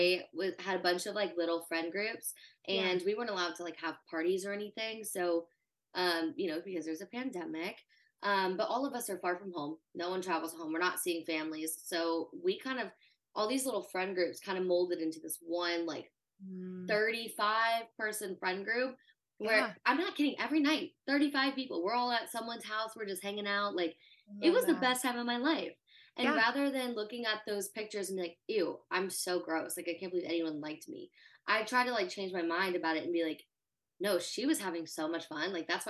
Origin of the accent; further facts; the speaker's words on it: the South, United States; That was also the culture I grew up in. I grew up in the South.